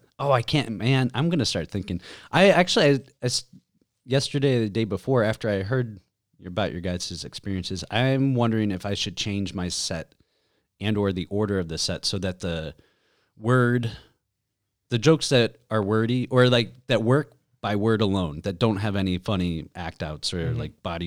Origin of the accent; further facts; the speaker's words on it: United States; Well, I was going to say hello in Romanian and then make fun of myself for being American.